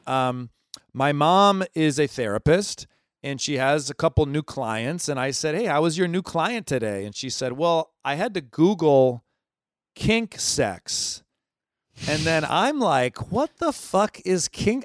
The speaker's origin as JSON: {"language": "English", "town": "Ann Arbor", "region": "Michigan", "country": "United States", "also_born_or_lived": "Los Angeles", "moved": "yes", "lives_now": "New York, United States", "said": "I'm from Ann Arbor, Michigan."}